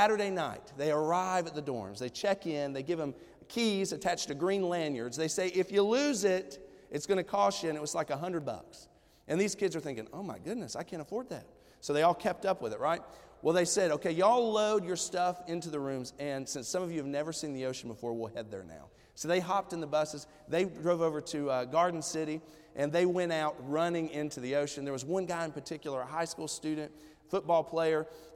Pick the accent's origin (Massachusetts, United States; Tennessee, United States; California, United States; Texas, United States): Tennessee, United States; Johnson City; the good old East Tennessee country where I'm from, okay? And so we're from Johnson City, Tennessee